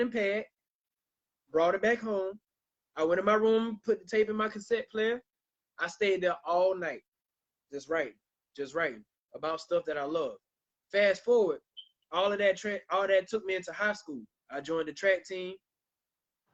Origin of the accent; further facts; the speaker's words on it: Millen, Georgia, United States; that's my hometown. Shout out to Millen, Georgia.